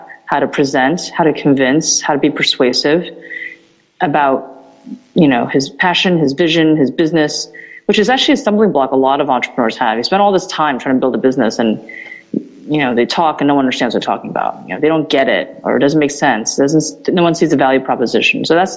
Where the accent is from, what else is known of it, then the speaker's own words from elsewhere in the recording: New Jersey, United States; also born or lived in Taiwan; So I was born in Taiwan, and over the years I spent some time there, pretty much raised in New Jersey